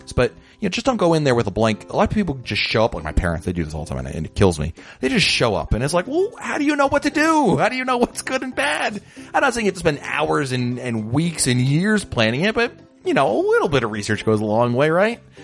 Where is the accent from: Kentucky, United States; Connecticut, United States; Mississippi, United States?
Connecticut, United States; I come from the Northeast, specifically the New York City area, even more specifically, Connecticut.